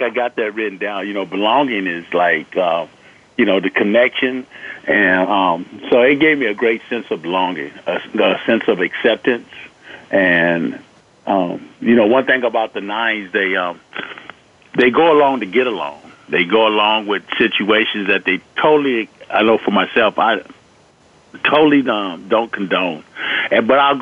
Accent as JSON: {"language": "English", "town": "Los Angeles", "region": "California", "country": "United States", "tie": "born or raised there", "also_born_or_lived": "Compton, California", "said": "I grew up in Los Angeles, in Watson, and in Compton"}